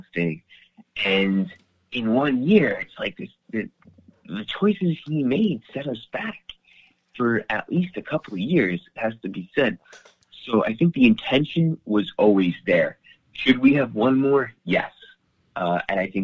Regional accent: New Jersey, United States; now in Rome, Italy; I grew up in Jersey

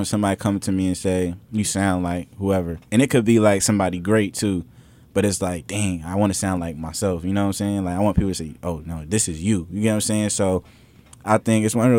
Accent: Bridgeport, Connecticut, United States; moved away; I'm from Bridgeport

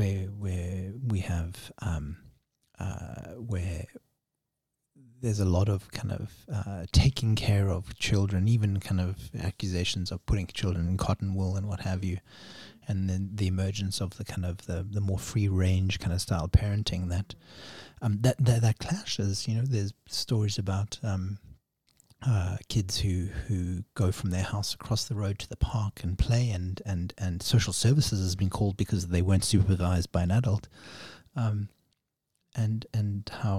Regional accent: South Africa; now in Canada; growing up in South Africa

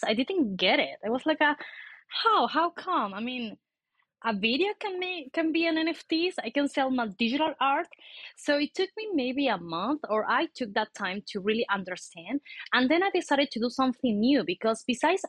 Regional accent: Argentina; now in Mexico City, Mexico; I'm from Argentina, but I'm living in Mexico City.

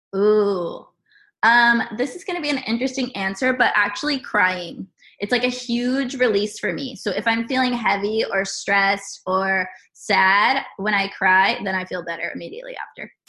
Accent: San Diego, California, United States; moved away as an adult; now in Columbus, United States; I am originally from California. I'm a California girl, and right now I'm currently living in Columbus, Ohio

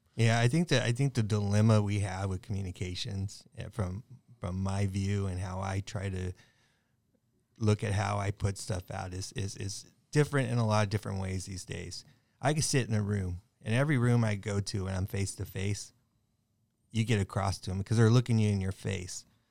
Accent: Long Beach, California, United States; I'm Long Beach, I grew up in Long Beach

